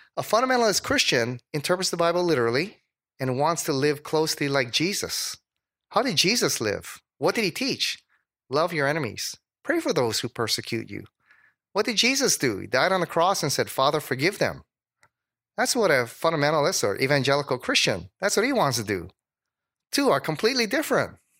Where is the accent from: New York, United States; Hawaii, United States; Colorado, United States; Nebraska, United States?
Hawaii, United States; also born or lived in Dallas; I was from Hawaii